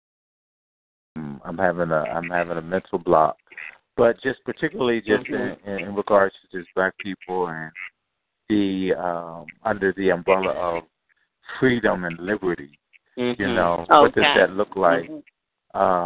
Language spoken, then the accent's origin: English; Venezuela; now in Philadelphia, United States; I'm originally from Venezuela